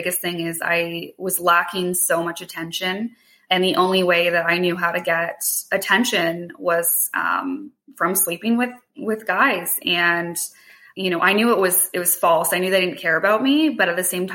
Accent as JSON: {"language": "English", "town": "Hamilton", "region": "Ontario", "country": "Canada", "tie": "born or raised there", "said": "I grew up in Hamilton. So I live like right around the corner from my childhood home"}